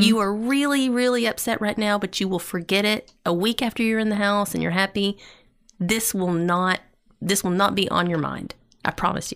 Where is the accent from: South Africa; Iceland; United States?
United States; East Tennessee; I'm from East Tennessee.